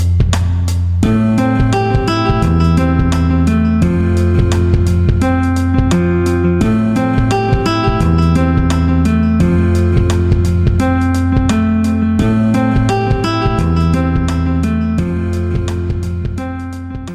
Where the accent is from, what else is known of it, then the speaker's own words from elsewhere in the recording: the South, United States; I grew up in the South in a matriarchal Southern family